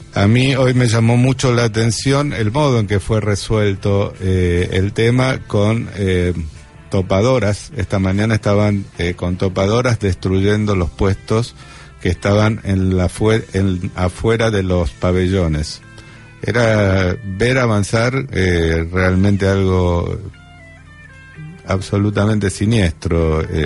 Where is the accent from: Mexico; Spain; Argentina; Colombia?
Argentina; Buenos Aires; los que somos vecinos de Boca y Barracas